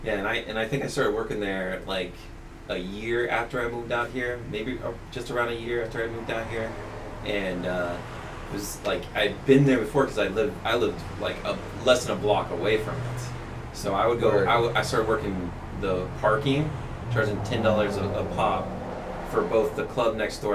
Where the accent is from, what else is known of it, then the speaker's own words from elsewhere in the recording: Topeka, Kansas, United States; also born or lived in Worcester, Massachusetts; now in Massachusetts, United States; so I'm originally from the Westboro Baptist Church. I was born and raised there.